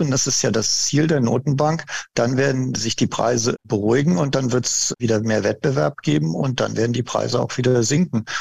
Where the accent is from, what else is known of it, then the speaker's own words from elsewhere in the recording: Germany; bei uns in Deutschland